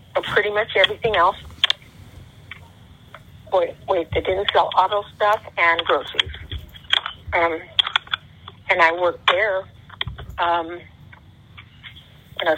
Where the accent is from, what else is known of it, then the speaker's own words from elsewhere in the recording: Long Beach, California, United States; also born or lived in Bisbee, Arizona / San Pedro, California; I grew up in Long Beach